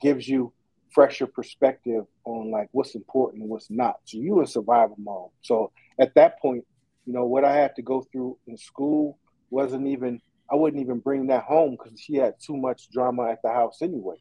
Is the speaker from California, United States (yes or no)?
yes; Oakland, California, United States; also born or lived in Fairfield, California; I grew up in in East Oakland. Uh, that's where I'm from.